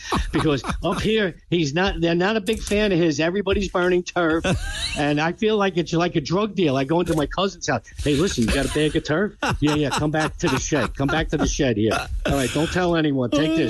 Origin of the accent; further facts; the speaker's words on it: New York, United States; I grew up in Queens in an Italian neighborhood with these mob clubs.